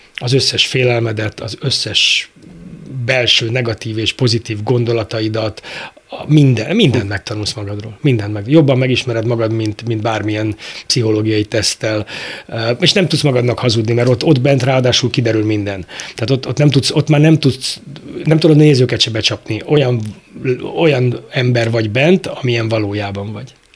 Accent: Budapest, Hungary; ebben nőttem fel a, a pongrász telepen nálunk

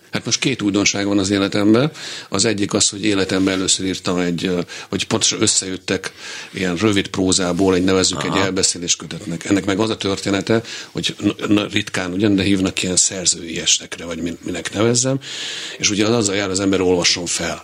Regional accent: Hungary; also born or lived in Vienna / Berlin / Paris; magyar vagyok

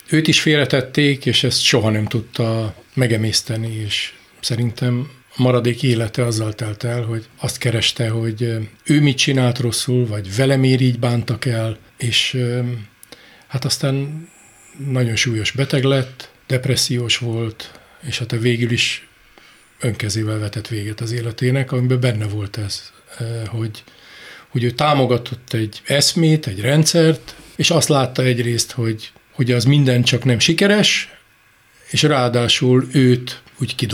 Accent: Budapest, Hungary; végül is én Budapesten nőttem föl, belvárosi gyerek vagyok

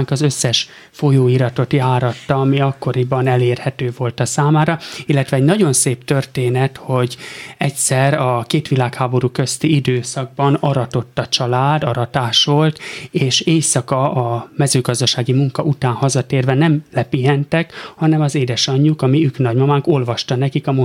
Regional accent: Simontornya, Tolna, Hungary; born or raised there; also born or lived in Pécs / Cece

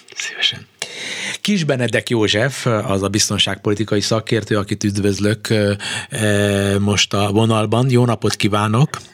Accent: Hungary; mi ketten egy nyelven beszélünk, magyarok vagyunk

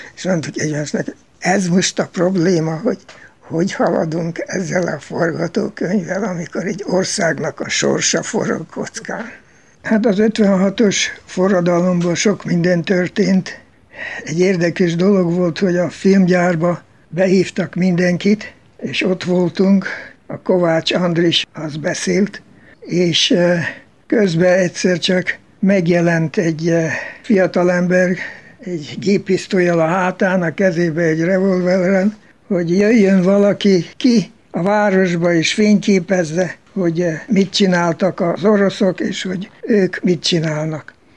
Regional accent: Baja, Bács-Kiskun, Hungary; moved away as an adult; also born or lived in Austria; now in United States; Baján születtem, ahol volt egy sziget, ahol az osztálytársaimmal, akik szerették ugyancsak az indiános dolgokat, oda jártunk ki

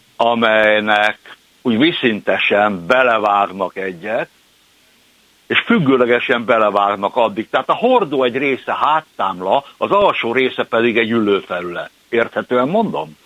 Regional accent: Budapest, Hungary; én aszfalton termett gyermek vagyok, én a belvárosba születtem, úgy értem, hogy beleszülettem az ötödik kerületbe

